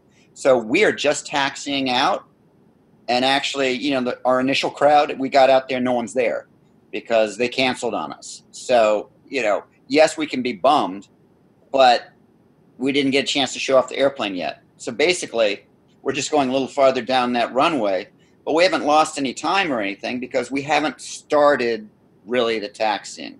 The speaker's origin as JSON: {"language": "English", "region": "Scotland", "country": "United Kingdom", "said": "I'm Scottish"}